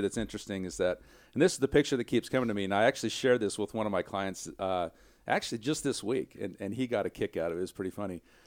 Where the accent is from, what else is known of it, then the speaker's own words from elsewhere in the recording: small town Kansas, United States; moved away; I'm a boy from small town Kansas. I mean, my hometown is nine hundred people